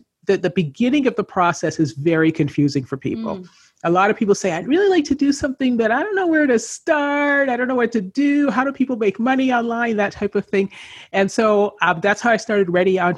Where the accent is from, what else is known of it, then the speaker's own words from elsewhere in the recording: Canada; moved away as an adult; I grew up in Canada